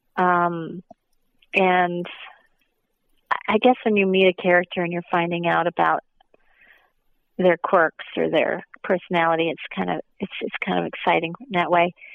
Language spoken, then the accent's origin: English; Minnesota, United States; moved away; I'm from the Midwest. I'm from Minnesota, and so Cedar Rapids is just a couple hours south of where I'm originally from